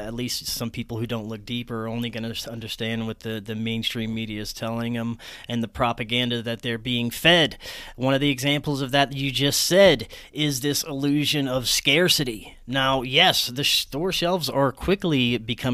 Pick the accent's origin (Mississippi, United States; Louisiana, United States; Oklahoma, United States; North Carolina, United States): Louisiana, United States; Southern; moved away as an adult; also born or lived in Florida; Jason and I grew up in the same hometown